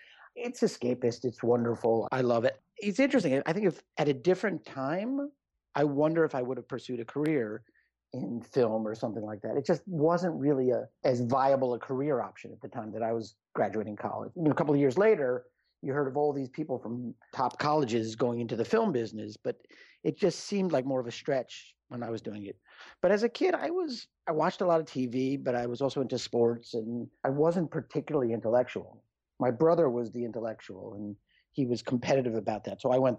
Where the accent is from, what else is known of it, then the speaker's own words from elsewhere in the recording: New York City, New York, United States; No, I was born in New York City, raised in the suburbs, and now I've been, you know, here for a long time. So I'm a New Yorker.